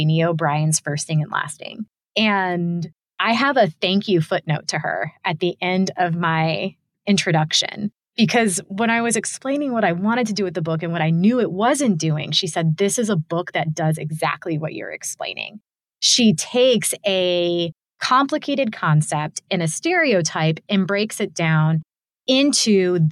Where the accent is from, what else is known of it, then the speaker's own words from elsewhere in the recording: Tampa, Florida, United States; identified as Cuban American and from Tampa